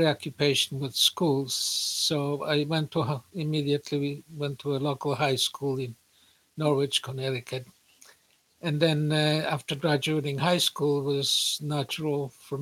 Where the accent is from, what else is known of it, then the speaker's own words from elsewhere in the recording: Poland; moved away; also born or lived in United States / Israel; I was an American and I had a PhD and I was born in Poland